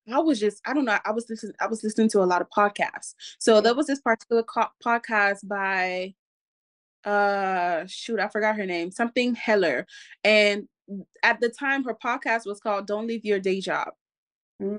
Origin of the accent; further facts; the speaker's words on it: Cameroon; I come from Cameroon, West Africa